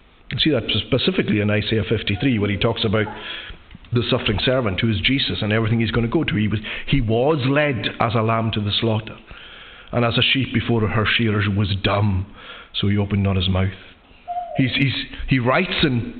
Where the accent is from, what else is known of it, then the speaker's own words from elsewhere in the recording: Lewis, Scotland, United Kingdom; Growing up in Lewis